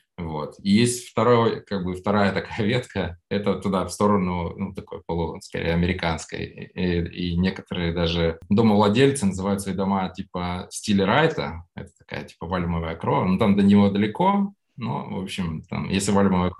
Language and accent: Russian; Urals, Russia; moved away; also born or lived in Saint Petersburg; я еще там с Урала, я там руками постоянно что-то делал, э, жил там за городом с папой